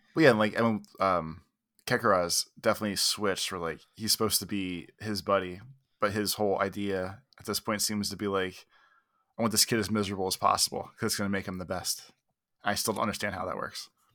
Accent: United States; I'm very American

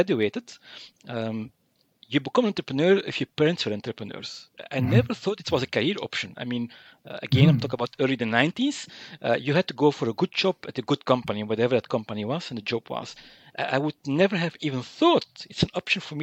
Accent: Mechelen, Flanders, Belgium; I'm from Mechelen-Malin, small town in Flanders.

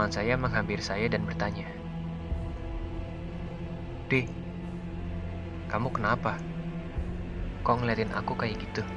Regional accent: Karawang, West Java, Indonesia; Halo, perkenalkan … Saya berasal dari Karawang.

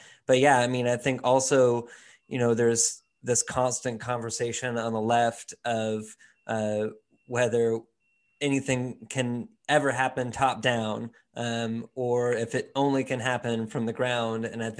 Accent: California, United States; moved away; also born or lived in Seattle; I'm from California, and I've lived in Seattle and have been in Birmingham here and there in the last 10 years.

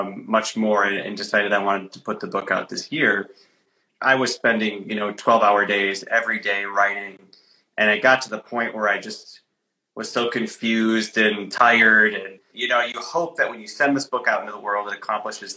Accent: Traverse City, Michigan, United States; moved away; It's also my home state. So I'm in my hometown of Traverse City, Michigan right now.

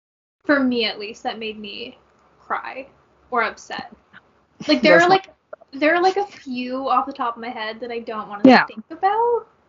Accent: Canada; watching it as a Canadian

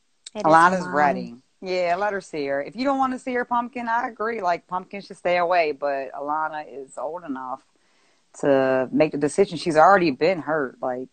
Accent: Baltimore, Maryland, United States; I'm from Baltimore, Maryland. So that's where I'm from.

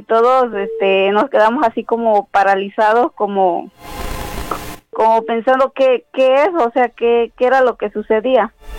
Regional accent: Guerrero, Mexico; now in State of Mexico, Mexico; de aquí del Estado de México, pero yo ah, soy del Estado de Guerrero

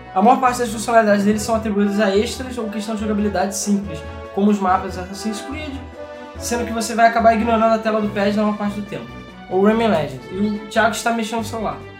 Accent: Rio de Janeiro, Brazil; a gente é carioca

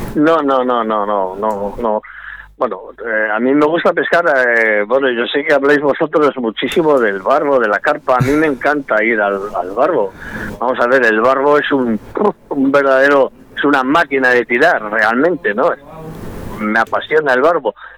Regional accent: Salamanca, Castile and León, Spain; moved away as an adult; now in Vigo, Spain; nací en Salamanca, me siento salmantino de plenos derechos, pero vivo en Vigo

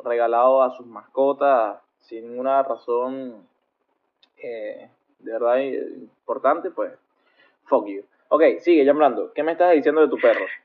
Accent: Venezuela; moved away as an adult; Yo, que salí de Venezuela eh, huyendo de la dictadura

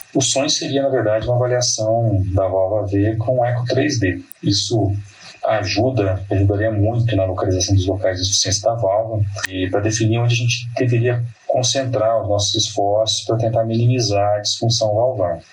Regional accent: Paraná, Brazil; moved away as an adult; now in São Paulo, Brazil; sou natural do Paraná

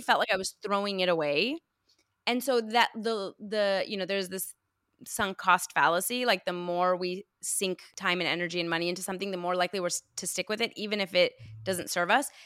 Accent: United States; also born or lived in Iran; I'm Iranian American, I was, I immigrated here when I was five

